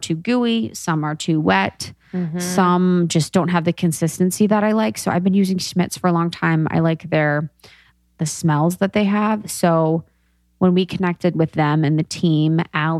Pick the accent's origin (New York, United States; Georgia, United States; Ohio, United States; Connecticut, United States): Ohio, United States; Cincinnati; I'm from Cincinnati